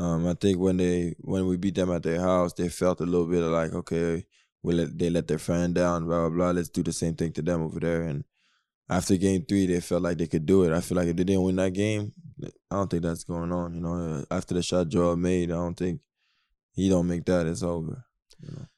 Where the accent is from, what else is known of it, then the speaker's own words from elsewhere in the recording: Canada; I'm Canadian